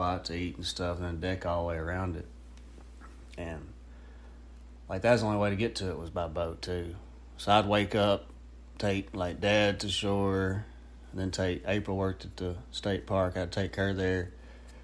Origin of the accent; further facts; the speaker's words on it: Star City, Arkansas, United States; also born or lived in Moro Bay, Arkansas / Fayetteville, Arkansas; First 8 years at Morro Bay, Arkansas, on the Washita River. Oh, about 20 minutes north of El Dorado. And then from 9 to 18, Star City, Arkansas